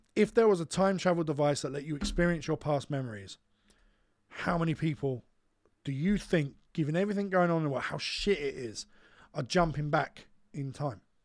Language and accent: English; United Kingdom; we're British.